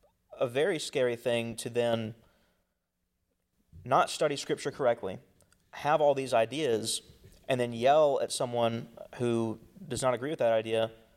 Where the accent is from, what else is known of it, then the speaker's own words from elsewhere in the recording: the Bible Belt, United States; growing up in the Bible Belt, if you want to call it, this place of cultural Christianity